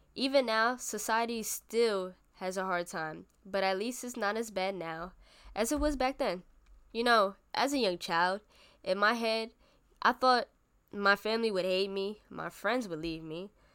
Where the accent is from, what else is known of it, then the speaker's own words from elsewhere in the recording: New York City, New York, United States; I was born and raised in the Bronx, New York.